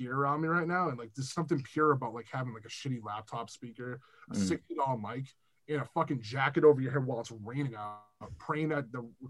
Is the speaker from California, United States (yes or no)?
no; Weymouth, Massachusetts, United States; I'm from Weymouth.